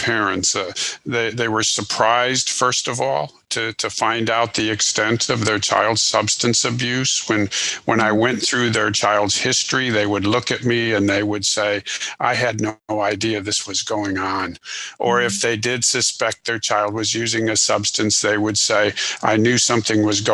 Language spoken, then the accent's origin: English; Illinois, United States; moved away as an adult; now in Houston, United States; I was born in Illinois, went to school there, and then I'm currently located just outside of Houston, Texas